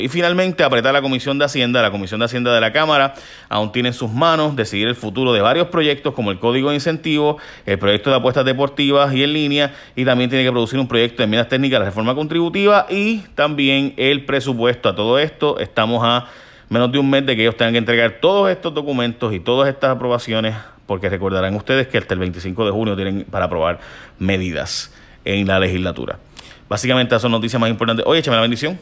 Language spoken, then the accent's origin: Spanish; Puerto Rico; mi pueblo donde me crié